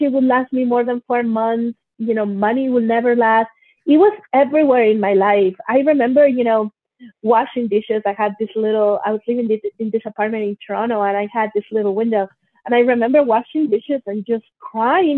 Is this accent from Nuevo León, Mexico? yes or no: yes; Monterrey, Nuevo León, Mexico; also born or lived in Mexico City; I was born in Mexico City and I was raised in Monterrey, Mexico